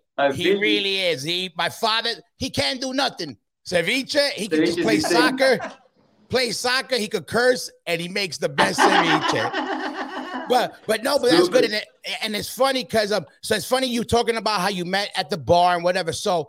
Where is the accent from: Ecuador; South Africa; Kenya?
Ecuador; I'm Ecuadorian, I know, but I know a lot about how the European youth came up.